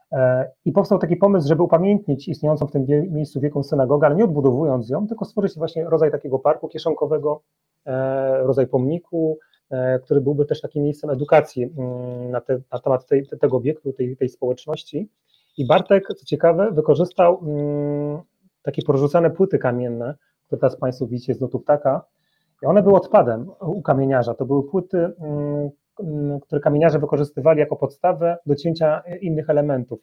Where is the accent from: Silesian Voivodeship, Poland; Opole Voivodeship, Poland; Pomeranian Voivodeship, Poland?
Silesian Voivodeship, Poland; moved away as an adult; now in Warsaw, Poland; Od 10 lat e, mieszkam w Warszawie, natomiast jestem górnoślązakiem, y, dumnym z tego, skąd pochodzę